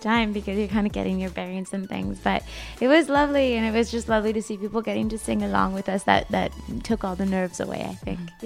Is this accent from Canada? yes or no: yes; Canada; now in Los Angeles, United States; I'm from Canada, but I live in LA right now